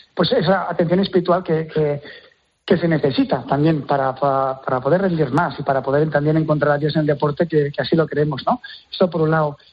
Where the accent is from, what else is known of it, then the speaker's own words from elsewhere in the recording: Terrassa, Catalonia, Spain; Yo soy de Tarrasa y el hockey sobre hierba es casi casi una religión